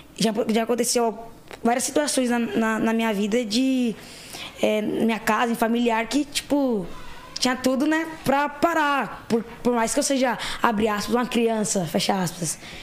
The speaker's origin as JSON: {"language": "Portuguese", "region": "São Paulo", "country": "Brazil", "tie": "born or raised there", "said": "Eu vim da periferia em São Paulo, zona leste de São Paulo. Cresci, passei a minha vida, vida toda assim"}